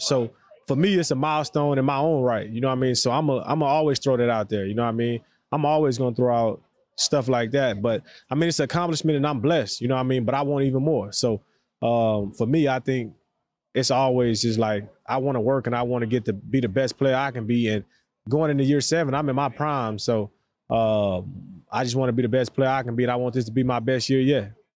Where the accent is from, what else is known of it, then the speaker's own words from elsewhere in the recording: the South, United States; for us, especially down south